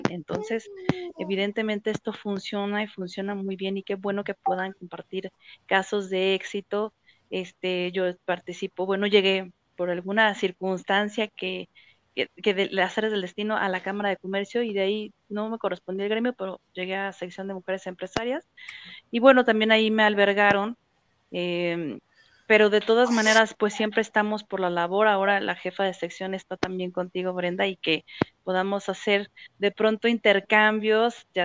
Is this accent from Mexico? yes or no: yes; Mexico City, Mexico; now in Guadalajara, Mexico; Yo llegué a Guadalajara, Jalisco, hace casi nueve años. Vengo de la Ciudad de México. Yo creo que el día uno ya era yo de aquí